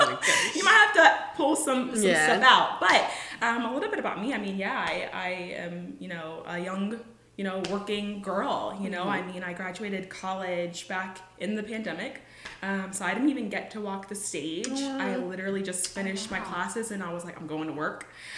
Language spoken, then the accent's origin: English; California, United States; California. It's an hour outside of LA. It's between LA and the Big Bear Mountains. It is a real place. I grew up on Glendale